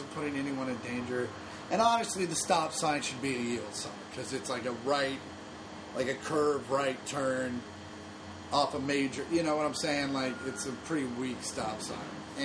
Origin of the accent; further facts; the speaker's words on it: Kansas City, United States; now in Los Angeles, United States; I grew up in Kansas City